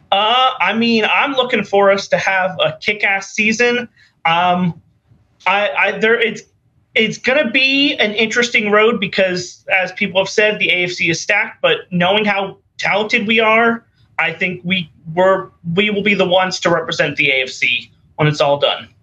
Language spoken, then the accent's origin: English; San Diego, California, United States; also born or lived in Florida; now in Orlando, United States; I was born in San Diego, and I've lived around the area